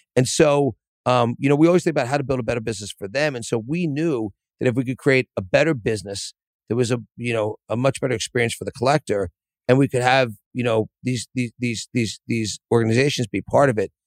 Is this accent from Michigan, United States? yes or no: no; Philadelphia, Pennsylvania, United States; I grew up in Philadelphia.